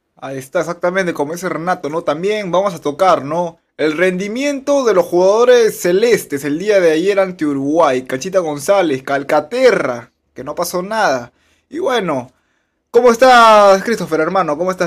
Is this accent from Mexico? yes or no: no; Peru; como peruanos